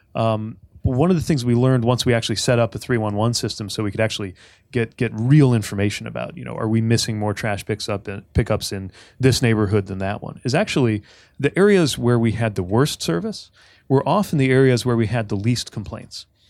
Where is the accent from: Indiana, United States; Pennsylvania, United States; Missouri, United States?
Indiana, United States; South Bend; I grew up in South Bend